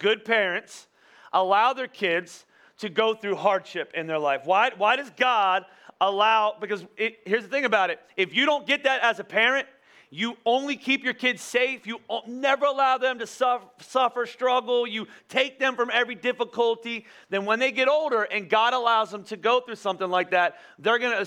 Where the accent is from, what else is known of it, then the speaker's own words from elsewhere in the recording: United States; we're not English, we're American